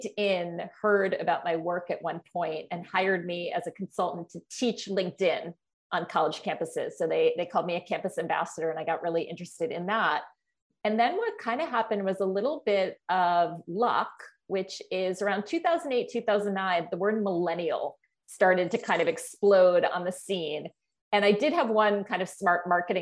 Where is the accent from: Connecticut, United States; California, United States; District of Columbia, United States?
Connecticut, United States; Norwalk; moved away as an adult; I was born and raised in Norwalk, Connecticut, which is about 80 miles from New York City